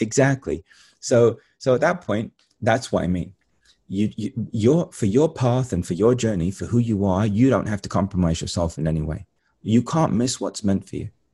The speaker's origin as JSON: {"language": "English", "region": "London", "country": "United Kingdom", "tie": "born or raised there", "moved": "yes", "said": "I grew up in East London"}